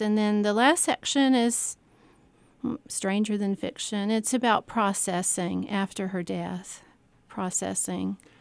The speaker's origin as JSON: {"language": "English", "town": "Columbia", "region": "South Carolina", "country": "United States", "tie": "born or raised there", "said": "I, I grew up in part In North Carolina, there was a, uh, mid, the middle years, age maybe five to ten, I lived in North Carolina on the coast, and we went back to South Carolina"}